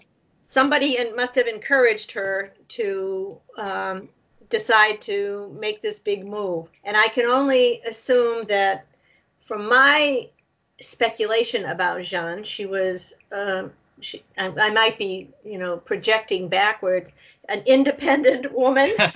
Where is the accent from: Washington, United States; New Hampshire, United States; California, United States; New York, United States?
New Hampshire, United States; Nashua; I grew up in Nashua, New Hampshire